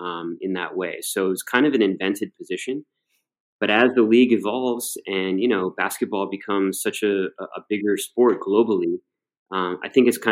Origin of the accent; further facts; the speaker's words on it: Cleveland, Ohio, United States; People obviously knew that I was from Cleveland